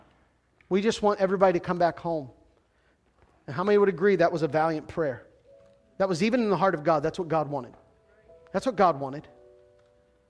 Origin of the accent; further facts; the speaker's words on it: Central Pennsylvania, United States; now in Western Pennsylvania, United States; I grew up in Central PA and became my number one team the moment I moved to Western Pennsylvania